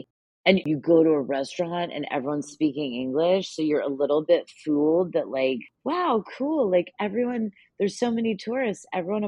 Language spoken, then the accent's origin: English; United States; Well, I mean, I'm pretty lucky. So I'm a dual citizen. Obviously, I'm American. I have an American passport. And then I am half Italian.